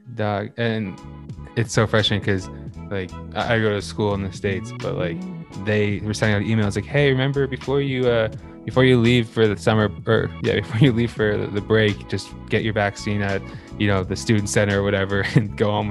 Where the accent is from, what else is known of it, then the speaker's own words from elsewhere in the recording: Burlington, Ontario, Canada; we're from Burlington